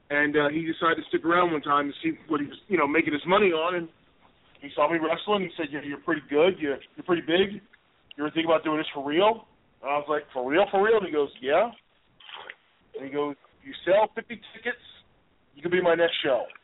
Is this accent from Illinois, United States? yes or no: yes; Chicago, Illinois, United States; choose where you're from, and that's I, I I'm not I wasn't lucky enough to be born in Chicago, but I'm from Chicago.